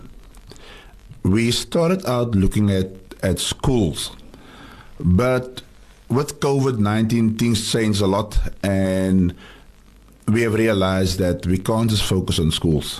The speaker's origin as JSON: {"language": "English", "town": "Cape Town", "region": "Western Cape", "country": "South Africa", "tie": "born or raised there", "said": "I grew up in Tafelsig, and sport saved my life."}